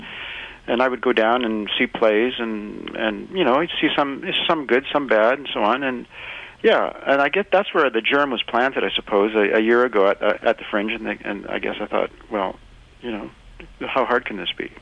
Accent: Winnipeg, Manitoba, Canada; moved away; was born in Winnipeg

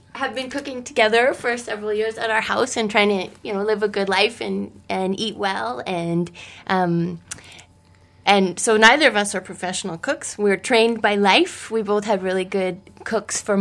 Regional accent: Edmonton, Alberta, Canada; I grew up in Edmonton

